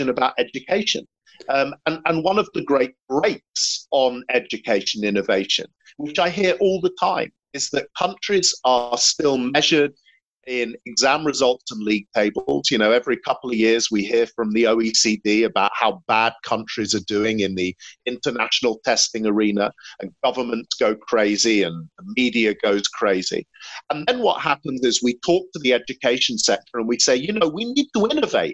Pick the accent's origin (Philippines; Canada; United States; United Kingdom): United Kingdom; England; as an Englishman